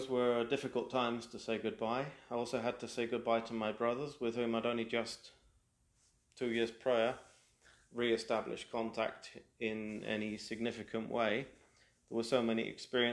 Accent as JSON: {"language": "English", "country": "United Kingdom", "tie": "born or raised there", "first_language": "English", "moved": "as an adult", "lives_now": "Quebec, Canada", "said": "a British-born native"}